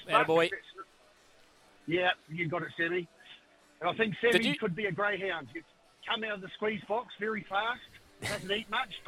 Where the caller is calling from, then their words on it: Mosgiel, Otago, New Zealand; Down in Mosgiel, Stabby.